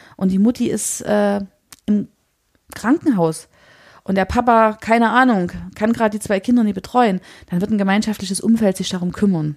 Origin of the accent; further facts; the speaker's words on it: Chemnitz, Saxony, Germany; für uns als Chemnitzer